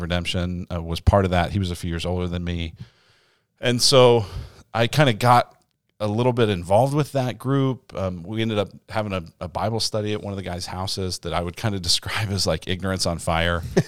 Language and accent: English; Denver, Colorado, United States; moved away as an adult; also born or lived in Illinois; now in Arizona, United States; I grew up in Denver, Colorado, and I'm an only child